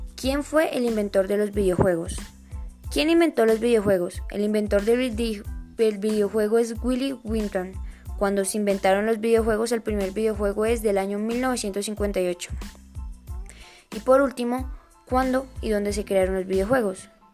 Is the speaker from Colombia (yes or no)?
yes; Colombia; Soy de Colombia, tengo 12 años